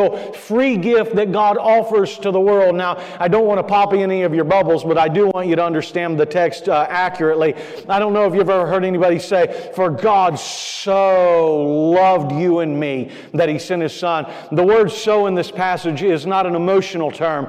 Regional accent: Florida, United States; moved away; I grew up in Florida.

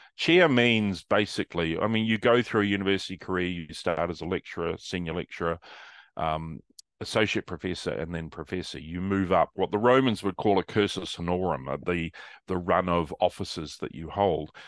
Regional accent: New Zealand; moved away as an adult; also born or lived in Manchester, United Kingdom; now in Melbourne, Australia; I went to university in Wellington in New Zealand, I'm a Kiwi

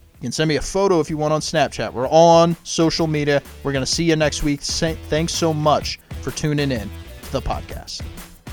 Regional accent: St. Louis, Missouri, United States; born or raised there

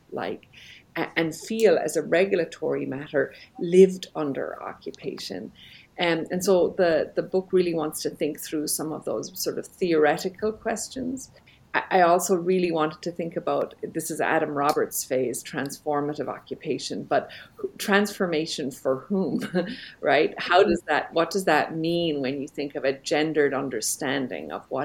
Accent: Belfast, Northern Ireland, United Kingdom; moved away; also born or lived in Jerusalem; I grew up in Belfast, Northern Ireland

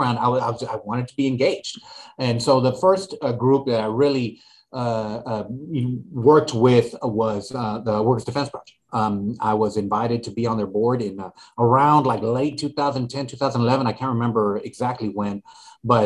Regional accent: Laredo, Texas, United States; now in Austin, United States; I'm originally from Laredo.

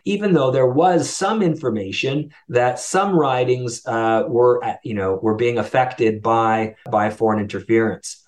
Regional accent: Canada; As a Canadian

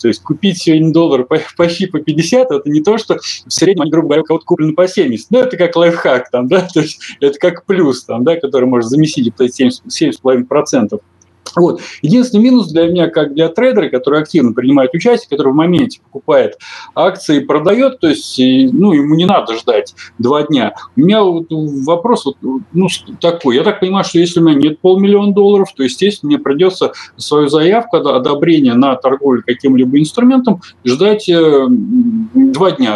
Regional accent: Russia; я россиянин

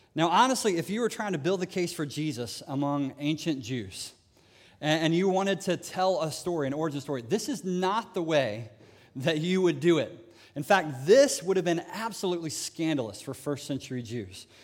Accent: United States; as an American

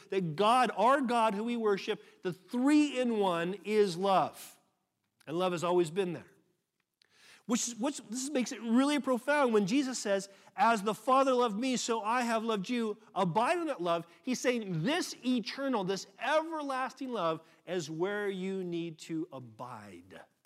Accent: United States; moved away; I'm American

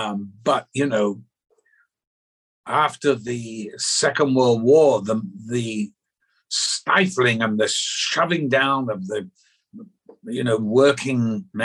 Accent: the South, United States; accent: Northern; I went to a public school, there's the other joke, in the South. And so I had my Northern accent beaten out of me very early when I was 11.

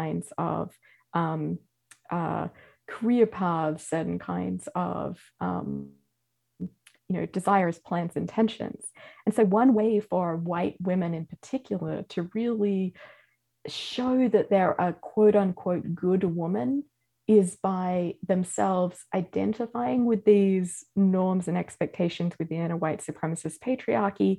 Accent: Australia; now in United States; as an Australian

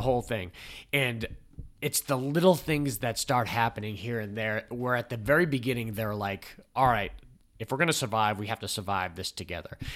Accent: New England, United States; I'm from New England

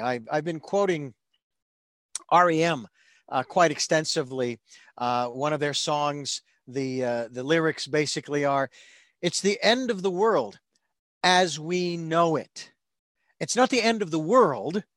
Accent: Phoenix, Arizona, United States; I grew up in Phoenix

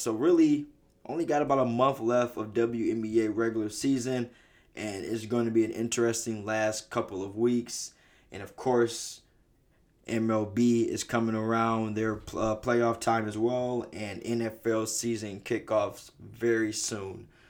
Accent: Detroit, Michigan, United States

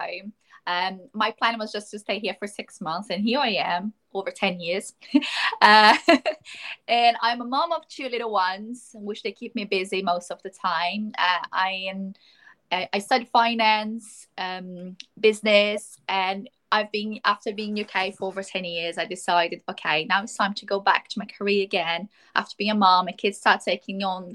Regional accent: Brazil; moved away as an adult; now in United Kingdom; where I'm from, Brazil

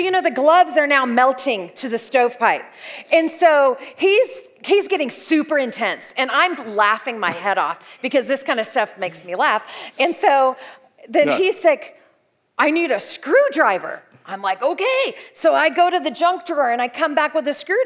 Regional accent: California, United States; moved away as an adult; also born or lived in Sturgis; We're from California. We don't have basements

